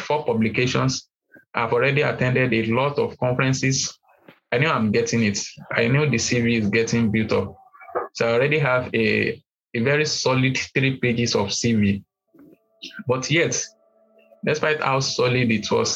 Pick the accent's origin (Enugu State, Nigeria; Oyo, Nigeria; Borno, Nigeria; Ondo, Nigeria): Oyo, Nigeria; Igbora; first language Yoruba; English is a second language; I'm from Ibora. Ibora is a town in Ibarapa Central Local Government in Oyo State of Nigeria.